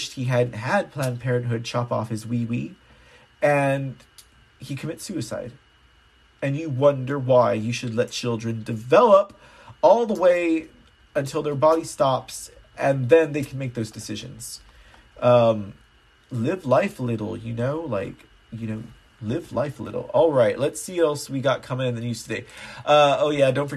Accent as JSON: {"language": "English", "region": "Texas", "country": "United States", "said": "I'm from Texas"}